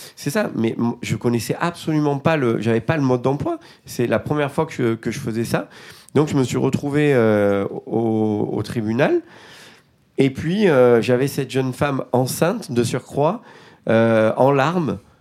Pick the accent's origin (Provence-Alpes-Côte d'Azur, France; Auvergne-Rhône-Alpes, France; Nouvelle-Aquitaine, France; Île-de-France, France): Provence-Alpes-Côte d'Azur, France; Marseille; Je viens des quartiers nord de Marseille